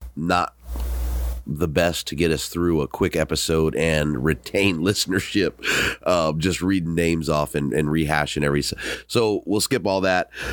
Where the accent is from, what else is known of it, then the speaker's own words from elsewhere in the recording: Southern California, United States; I'm from Southern California.